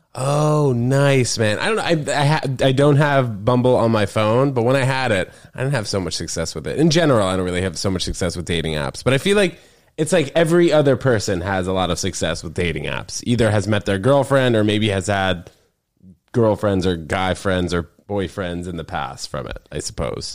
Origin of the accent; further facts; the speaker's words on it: New York, United States; I grew up in in New York